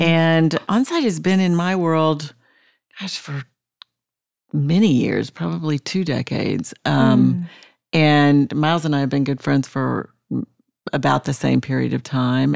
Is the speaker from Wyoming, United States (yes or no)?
yes; Jackson Hole, Wyoming, United States; moved away as an adult; also born or lived in Colorado / Providence, Rhode Island / Atlanta, Georgia; now in Nashville, United States; I was born in Nashville and grew up in Jackson Hole, Wyoming. Went to high school there.